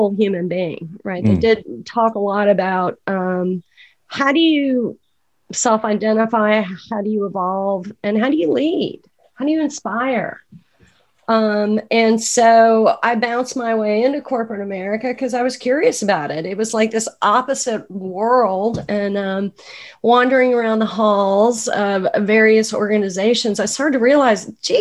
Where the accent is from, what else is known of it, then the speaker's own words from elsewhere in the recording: Atlanta, Georgia, United States; also born or lived in New York City, New York; now in Woodstock, United States; I grew up in Atlanta, Georgia, so the accent is authentic